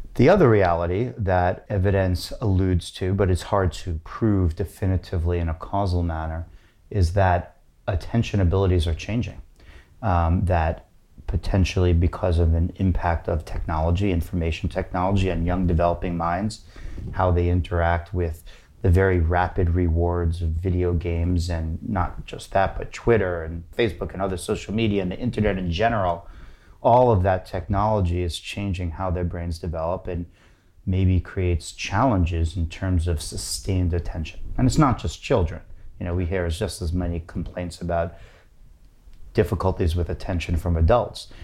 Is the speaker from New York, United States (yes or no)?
yes; New York City, New York, United States; moved away as an adult; also born or lived in Berkeley; now in San Francisco, United States; I'm from New York City